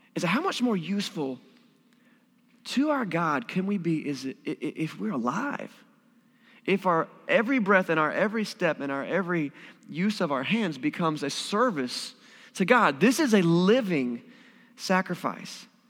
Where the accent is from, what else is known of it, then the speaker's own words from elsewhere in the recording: Wilson, North Carolina, United States; moved away; in my hometown, I'm from Wilson, North Carolina, kind of a small town.